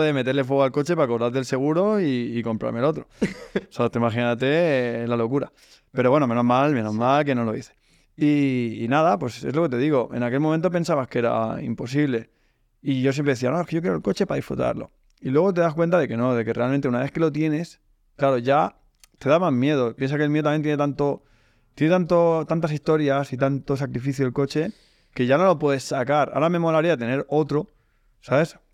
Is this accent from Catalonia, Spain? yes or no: yes; Sabadell, Catalonia, Spain; moved away; soy de Sabadell, aunque ahora ya me he mudado y vivo en otro sitio